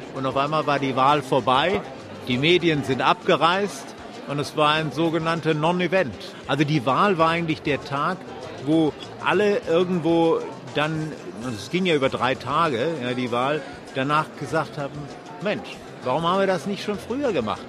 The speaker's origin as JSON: {"language": "German", "country": "Germany", "moved": "yes", "lives_now": "Knysna, South Africa", "said": "als Deutscher ebenfalls eine Wende mitzuerleben"}